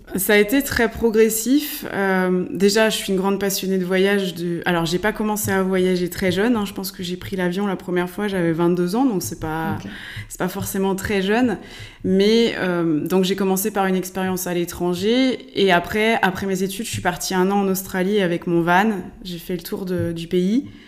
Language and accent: French; Laval, Pays de la Loire, France; je suis mayonnaise pure souche. Hein. je suis née à Laval